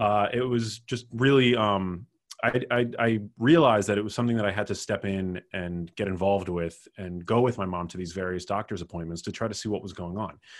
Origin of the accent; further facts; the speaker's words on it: New York City, New York, United States; I grew up in New York City, which is where my mom lives